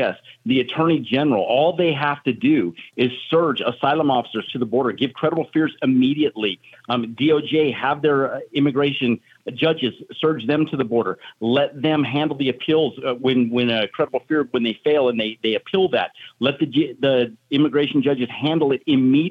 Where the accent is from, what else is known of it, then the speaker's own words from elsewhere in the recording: Arizona, United States; My home state of Arizona